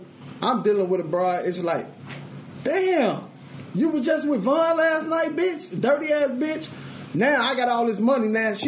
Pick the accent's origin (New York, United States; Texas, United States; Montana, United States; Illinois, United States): Illinois, United States; Chicago; I'm from Chicago. Mm-hmm. I've been buying cars, I've been trapping, I've been getting money.